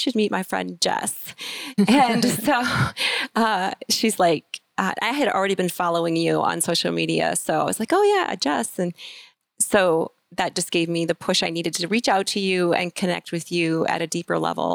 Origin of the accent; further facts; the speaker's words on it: Iowa, United States; we currently live in Kelowna, Iowa, and we live on the farm where I was born and raised